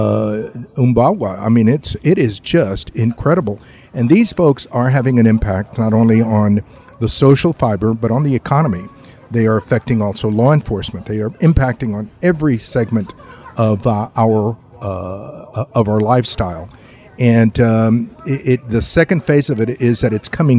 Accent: San Antonio, Texas, United States; also born or lived in Laredo, Texas; I was born in Laredo, raised in San Antonio.

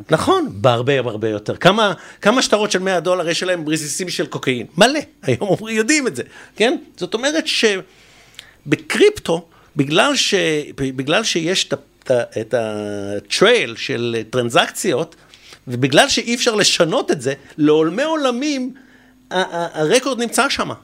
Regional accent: Israel; אנחנו, בתור ישראלים

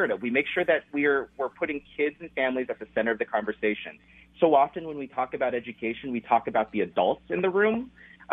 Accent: Washington, United States; now in Minnesota, United States; I'm originally from Washington State

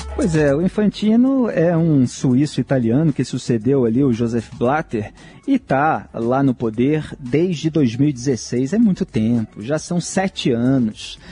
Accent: Brazil; Eu, como brasileiro que acompanha as autoridades públicas

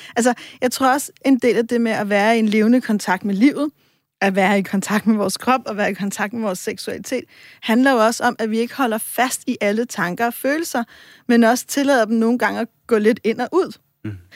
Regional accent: Copenhagen, Capital Region of Denmark, Denmark; Nu er jeg selv fra Vesterbro

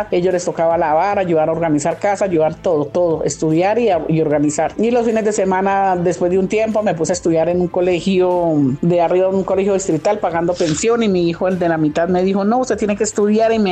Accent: El Cocuy, Boyacá, Colombia; now in Bogotá, Colombia; Pues yo vine del Cocuy Boyacá, llegué a Bogotá, conseguí un esposo

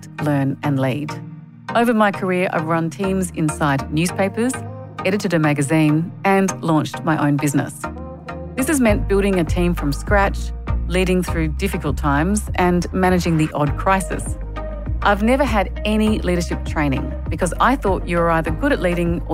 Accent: Adelaide, South Australia, Australia; moved away as an adult; now in Sydney, Australia; I grew up in Adelaide

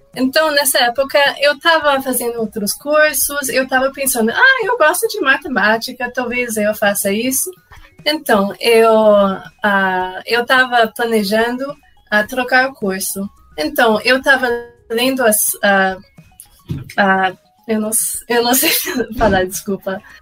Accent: Canada; Portuguese is a second language; moved away; eu não sou brasileira. Ah, eu sou canadense, então, ah, sim, eu tenho um sotaque

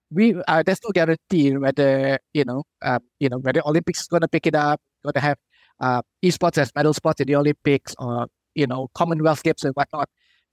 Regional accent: Malaysia; we are Malaysian first

